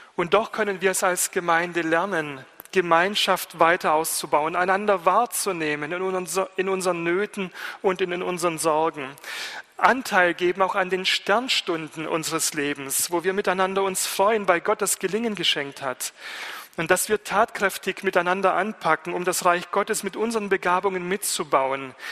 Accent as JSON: {"language": "German", "country": "Germany", "said": "ich Student bin aus Deutschland"}